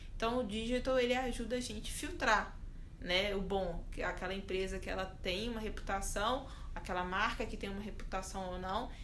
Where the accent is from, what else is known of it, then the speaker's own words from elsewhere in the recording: Belo Horizonte, Minas Gerais, Brazil; eu sou de Belo Horizonte